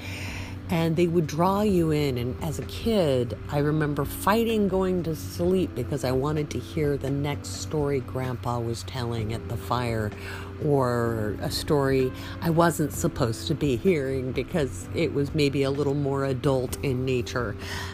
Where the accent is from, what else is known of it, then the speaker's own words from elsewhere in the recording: the Northwest, Pacific Northwest, United States; I grew up in the Northwest from an old pioneer family